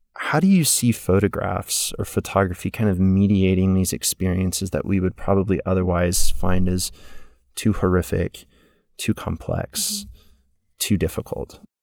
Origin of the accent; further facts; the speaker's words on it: Houston, Texas, United States; moved away; also born or lived in Mississippi; I grew up in Houston